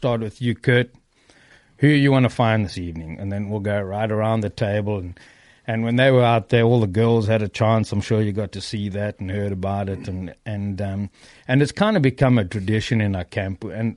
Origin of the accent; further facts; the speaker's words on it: South Africa; now in United States; I was born in South Africa and I have a green card in America